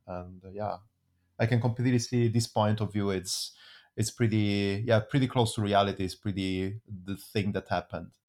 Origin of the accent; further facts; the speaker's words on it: Italy; now in Switzerland; I'm coming from Italy.